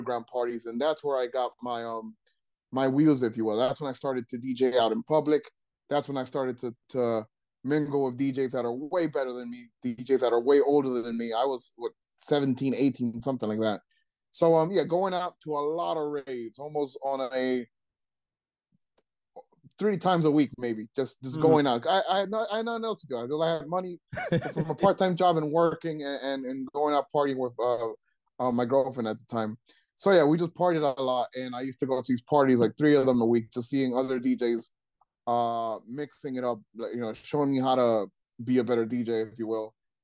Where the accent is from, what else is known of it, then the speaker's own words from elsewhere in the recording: Trenton, New Jersey, United States; I grew up in Trenton.